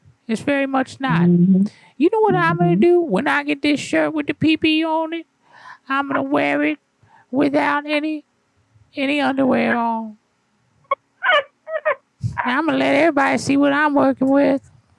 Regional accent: Oregon, United States; No, baby, I live here, though. I'm from Oregon originally, but I just moved here now.

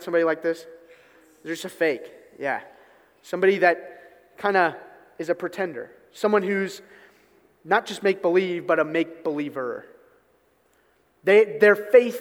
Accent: Newark, United States; I grew up in Newark, so if any of you are familiar with Newark, Nottingham Road is the road I grew up on

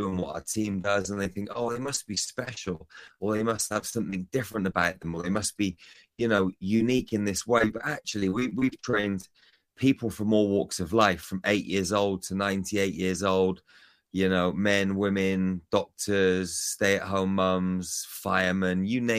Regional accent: United Kingdom; moved away; I'm from the UK, Kevin.

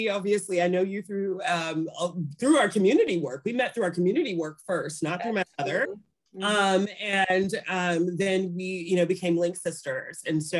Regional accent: Charleston, West Virginia, United States; also born or lived in Florida; I grew up in West Virginia. I grew up in Charleston, West Virginia. And I have, I will acknowledge that I have somewhat of a privileged background.

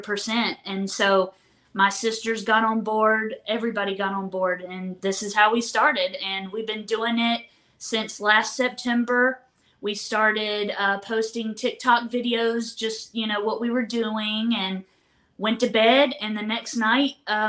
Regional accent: North Carolina, United States; We're from North Carolina

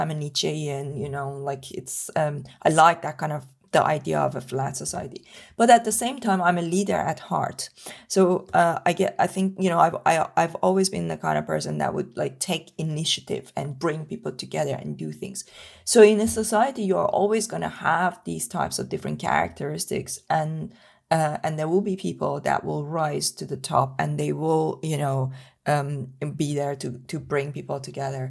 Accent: Iran; moved away; when I was growing up in Iran

